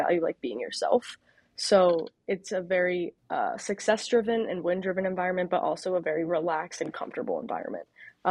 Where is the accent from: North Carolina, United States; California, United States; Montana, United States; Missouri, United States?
North Carolina, United States; Charlotte; moved away; I grew up obviously in Charlotte, grew up a Panthers fan